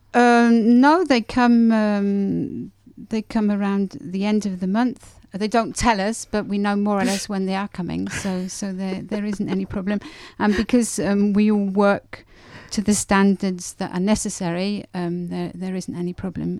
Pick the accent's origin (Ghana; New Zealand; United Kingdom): United Kingdom; England; moved away as an adult; now in Grenoble, France; Being English, we like fresh cream